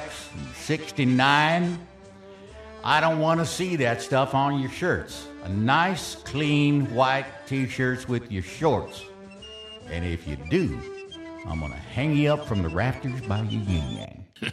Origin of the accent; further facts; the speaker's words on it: San Antonio, Texas, United States; it was just my hometown